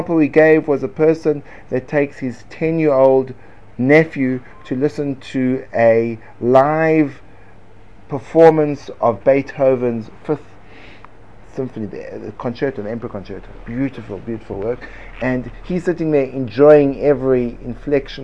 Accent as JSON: {"language": "English", "country": "United States", "said": "I am an American and I say it like Americans say it."}